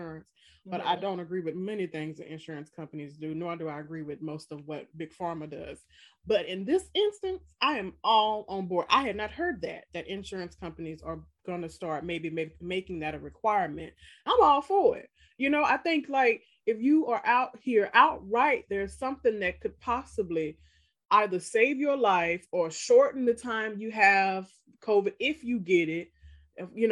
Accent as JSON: {"language": "English", "region": "Mississippi", "country": "United States", "tie": "born or raised there", "moved": "yes", "said": "Like where I grew up in Mississippi"}